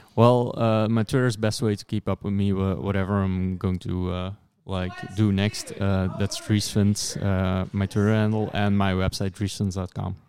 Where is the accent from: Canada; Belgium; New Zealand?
Belgium; I'm from Belgium.